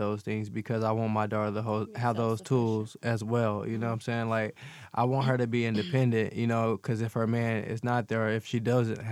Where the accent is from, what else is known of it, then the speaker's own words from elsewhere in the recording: Arkansas, United States; now in Las Vegas, United States; I was born and raised in Arkansas. I've been living in Vegas for a while, though.